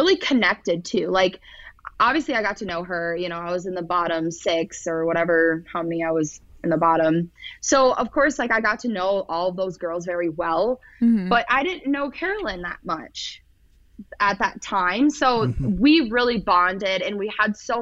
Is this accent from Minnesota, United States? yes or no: yes; Minnesota, United States; also born or lived in South Dakota; I'm from Minnesota